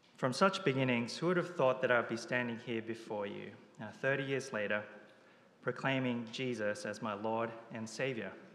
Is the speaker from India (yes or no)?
no; Japan; moved away; I was born in Japan, where it's estimated only about 1% of the population professes to be Christian.